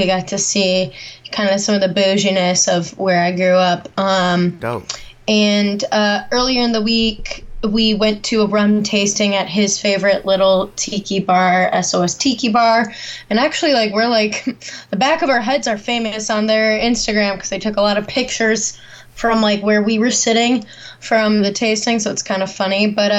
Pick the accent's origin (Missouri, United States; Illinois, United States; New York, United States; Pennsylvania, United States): Illinois, United States; Naperville; moved away; my hometown in Naperville area, more like the Chicago suburbs.